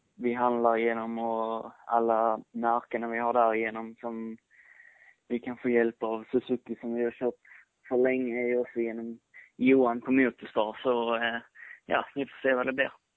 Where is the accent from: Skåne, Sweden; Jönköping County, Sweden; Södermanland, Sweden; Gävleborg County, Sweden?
Skåne, Sweden; jag är skåning